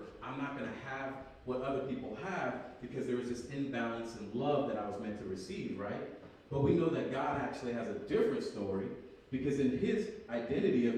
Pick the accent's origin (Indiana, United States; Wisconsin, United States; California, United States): California, United States; Berkeley; moved away as an adult; I'm originally from Berkeley, California. That's where I was born.